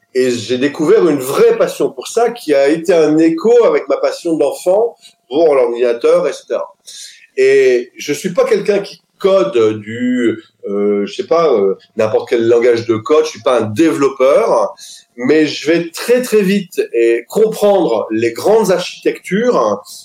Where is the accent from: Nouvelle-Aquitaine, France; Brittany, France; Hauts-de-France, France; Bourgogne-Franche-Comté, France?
Hauts-de-France, France; Lille; also born or lived in French Alps; je suis lillois à la base. Je suis né à Lille